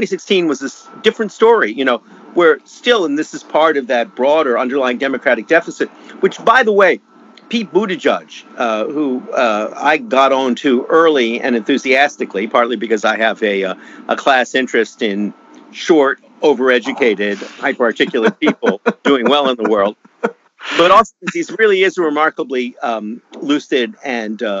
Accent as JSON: {"language": "English", "country": "Canada", "moved": "yes", "lives_now": "United States", "said": "my home country of Canada"}